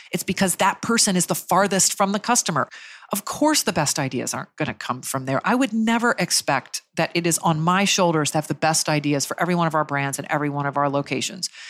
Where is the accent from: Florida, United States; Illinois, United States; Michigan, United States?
Florida, United States; Jacksonville; I grew up in Jacksonville, Florida